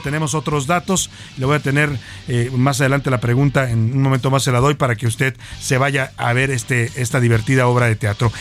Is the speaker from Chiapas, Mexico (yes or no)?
no; Guadalajara, Jalisco, Mexico; moved away; Cuando yo crecí en Guadalajara